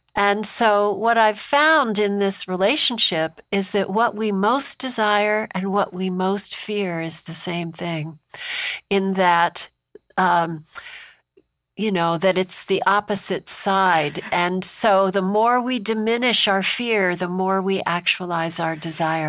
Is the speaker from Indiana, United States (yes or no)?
no; Amherst, Massachusetts, United States; I grew up in Amherst, Massachusetts, where Emily Dickinson was from